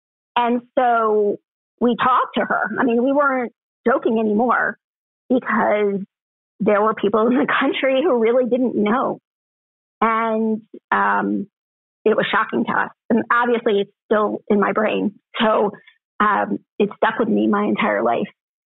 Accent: North Miami Beach, Florida, United States; born or raised there

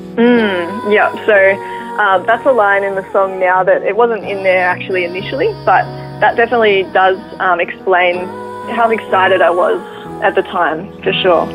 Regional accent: Ballarat, Victoria, Australia; grew up in Ballarat with my parents and my younger brother

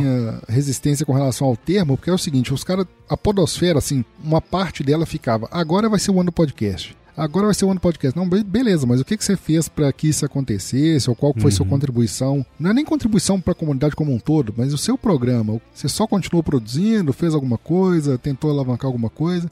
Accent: Minas Gerais, Brazil; eu sou mineiro

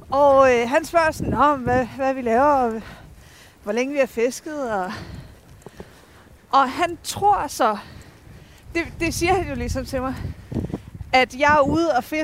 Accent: Esbjerg, Southern Denmark, Denmark; Jeg, jeg, jeg, jeg er fra Esbjerg, ikke?

